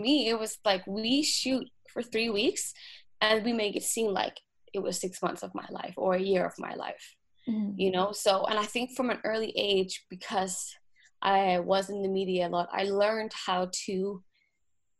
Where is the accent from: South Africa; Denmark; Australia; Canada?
Denmark; moved away as an adult; also born or lived in Los Angeles, United States; I'm from Denmark, born and raised in Denmark.